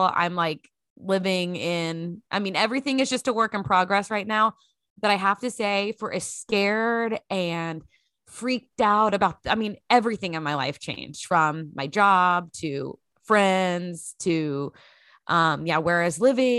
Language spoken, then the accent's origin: English; Grand Prairie, Texas, United States; Lexington had been the place I'd lived the longest since growing up in Grand Prairie, Texas.